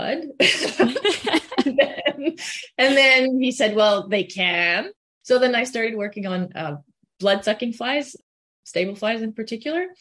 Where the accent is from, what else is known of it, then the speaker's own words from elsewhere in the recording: Quebec, Canada; English is a second language; moved away as an adult; also born or lived in Lethbridge, Alberta; now in Manitoba, Canada; I'm originally from Quebec. That's where I grew up, and that's where I did all my school through undergrad and everything in French.